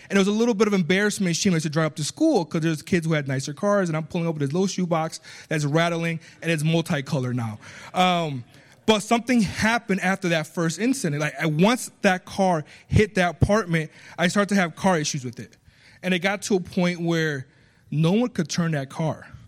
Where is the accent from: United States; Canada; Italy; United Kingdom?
United States; accent: small Spanish accent; also born or lived in Puerto Rico; I was born in Puerto Rico. I was raised here, so I have an American accent when I speak Spanish, a small Spanish accent when I speak English.